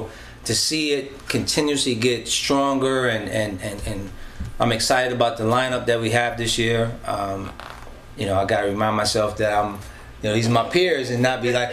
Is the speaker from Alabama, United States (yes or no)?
no; Bronx, New York, United States; I'm from the Bronx too.